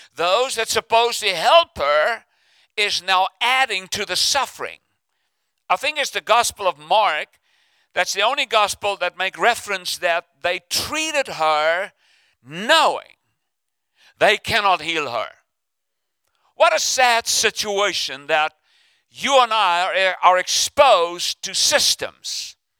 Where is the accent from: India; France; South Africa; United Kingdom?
South Africa; now in United States; I'm from South Africa originally, but uh, I'm stuck in America.